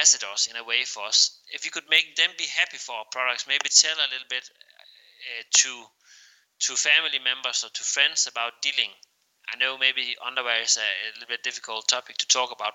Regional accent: Denmark; English is a second language; we are Danish

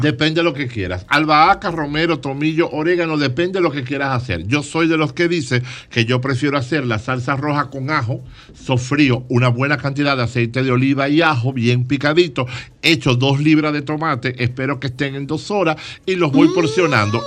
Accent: Dominican Republic; yo soy dominicano

